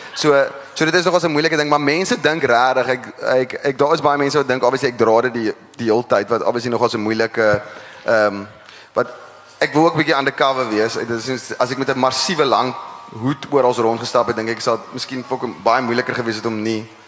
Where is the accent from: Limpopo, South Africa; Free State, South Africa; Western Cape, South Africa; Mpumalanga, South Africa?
Western Cape, South Africa; Parow; ek kom ek gebore in Parrot